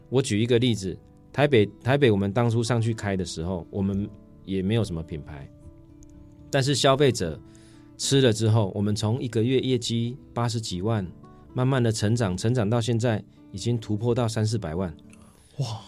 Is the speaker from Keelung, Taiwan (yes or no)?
no; Changhua County, Taiwan; now in Taichung, Taiwan; 因为我是彰化人